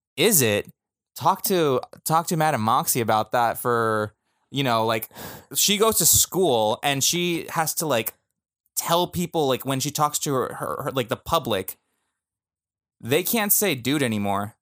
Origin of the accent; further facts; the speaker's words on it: California, United States; we're from California